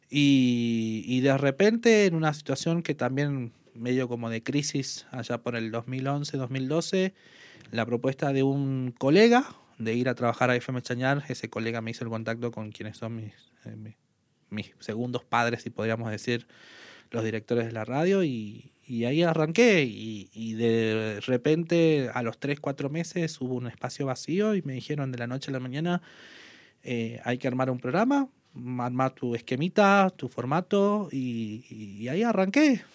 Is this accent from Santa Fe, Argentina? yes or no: no; Salvador Mazza, Salta, Argentina; moved away as an adult; now in Tartagal, Argentina; soy nacido aquí en Tartagal, pero viví toda mi infancia y mi adolescencia en Salvador Massa.